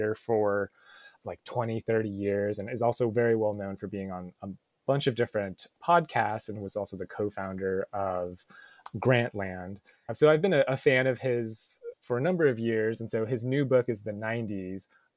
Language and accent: English; Seattle, Washington, United States; I grew up here in the Seattle suburbs